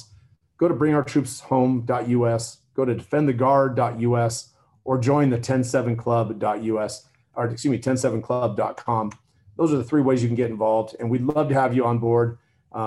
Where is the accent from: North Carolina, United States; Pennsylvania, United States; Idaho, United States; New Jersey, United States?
Idaho, United States; I come from Idaho